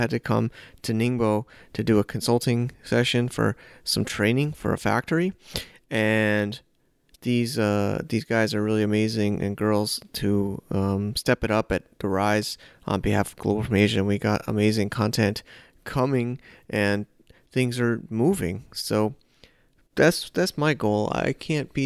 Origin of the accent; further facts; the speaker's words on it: United States; also born or lived in New York City; now in China; I'm an American